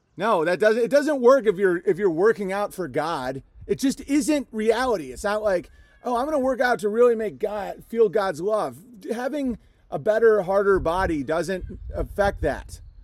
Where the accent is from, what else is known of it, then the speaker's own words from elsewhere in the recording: Minnesota, United States; as a Minnesotan